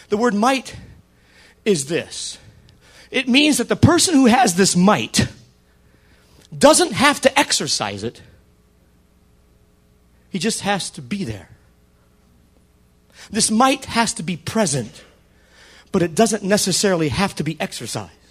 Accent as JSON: {"language": "English", "region": "the South", "country": "United States", "accent": "southern", "said": "Yeah. That's my southern accent."}